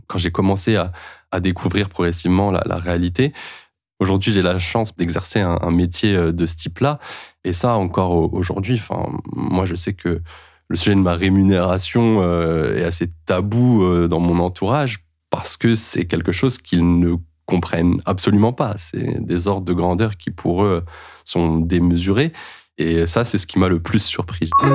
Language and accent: French; Clichy, Île-de-France, France; also born or lived in Paris; now in Mantes-la-Jolie, France; je suis né à Paris, j'ai grandi à Clichy-la-Garenne. J'habite aujourd'hui à Mantes-la-Jolie.